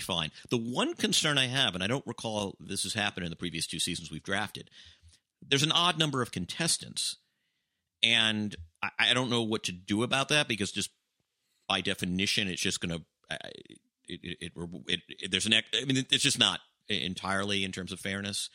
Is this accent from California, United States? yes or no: no; Atlanta, Georgia, United States; born or raised there